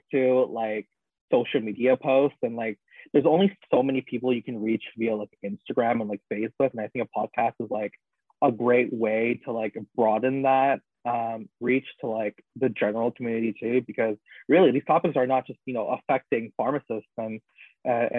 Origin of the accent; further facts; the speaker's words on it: Toronto, Ontario, Canada; I grew up in Scarborough, at least for like half of my childhood